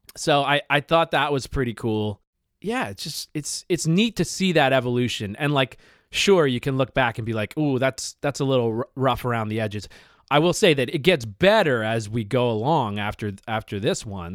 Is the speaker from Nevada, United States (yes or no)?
no; Bucks County, Pennsylvania, United States; Tall Dave and I grew up in Bucks County, Pennsylvania together